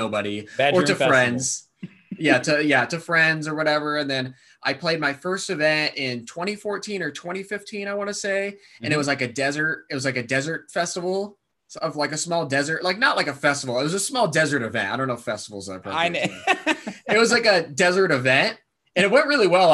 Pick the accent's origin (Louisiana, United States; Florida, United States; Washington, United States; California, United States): California, United States; Thousand Oaks; also born or lived in Santa Barbara; I grew up in Thousand Oaks, which is just outside of Los Angeles